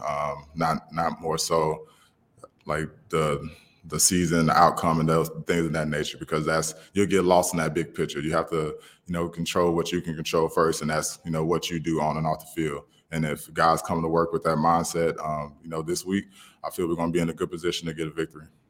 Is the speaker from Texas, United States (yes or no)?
no; Alabama, United States; I'm from Alabama